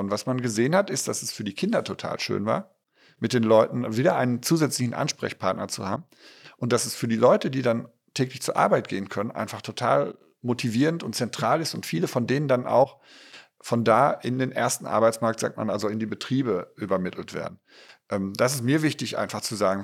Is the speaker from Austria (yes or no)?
no; Ruhr area, North Rhine-Westphalia, Germany; meine Heimat, das Ruhrgebiet